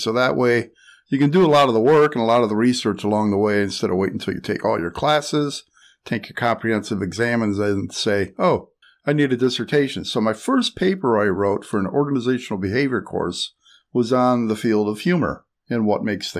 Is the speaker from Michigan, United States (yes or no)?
yes; Michigan, United States; also born or lived in Virginia; Well, I'm from Michigan, so.